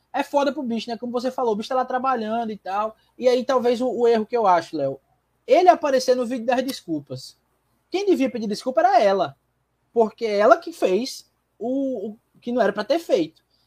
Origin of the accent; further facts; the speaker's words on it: João Pessoa, Paraíba, Brazil; also born or lived in Petrolina, Pernambuco; João Pessoa me fez quem eu sou hoje